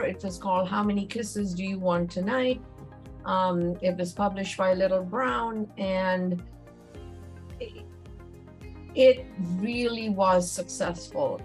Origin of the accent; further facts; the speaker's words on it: Mumbai, Maharashtra, India; moved away as an adult; now in United States; I was born and raised in Mumbai